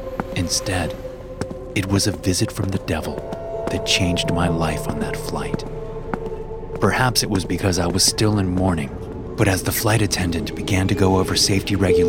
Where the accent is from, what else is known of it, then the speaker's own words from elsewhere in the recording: Greece; I had taken a short break from my God-given assignment to visit her in my home country of Greece.